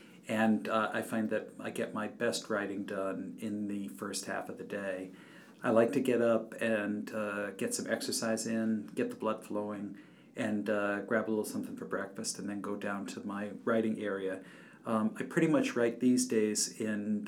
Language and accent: English; Norwich, Connecticut, United States; my hometown of Norwich, Connecticut.